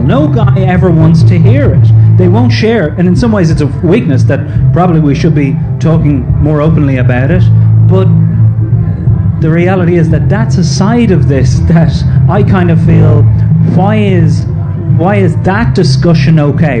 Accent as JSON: {"language": "English", "country": "Ireland", "tie": "born or raised there", "said": "a young man growing up in Ireland"}